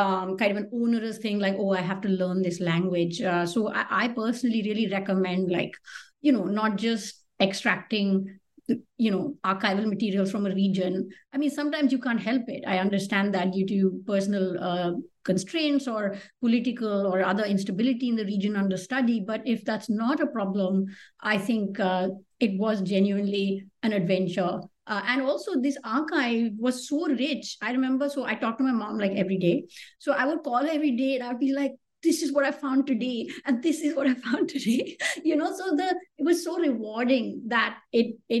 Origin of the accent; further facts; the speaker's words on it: Delhi, India; first language Hindi; English is a second language; moved away; I grew up in Delhi, speaking Hindi, actually, for the first, you know, 8 or 9 years of my life